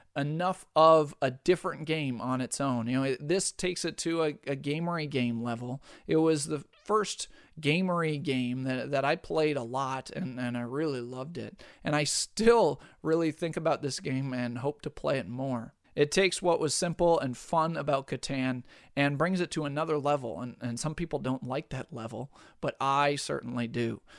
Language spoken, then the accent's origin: English; Minnesota, United States; being a Minnesotan myself